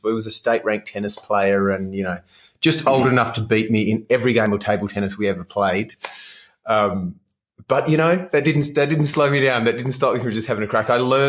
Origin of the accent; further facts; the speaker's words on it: Western Australia, Australia; Yeah. So WA for me was... It was a very sporty childhood is probably the word I'd use for it.